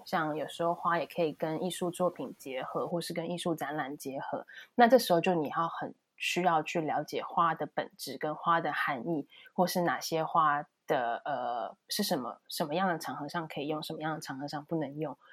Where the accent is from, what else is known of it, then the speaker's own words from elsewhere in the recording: Taiwan; now in Germany; 来自一个非常朴实的地方，台湾